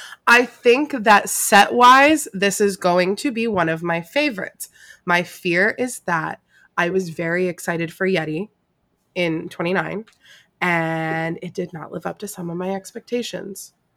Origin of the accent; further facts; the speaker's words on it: South Florida, United States; I also don't have that like New England, you know, attachment to anything like that. I grew up in South Florida.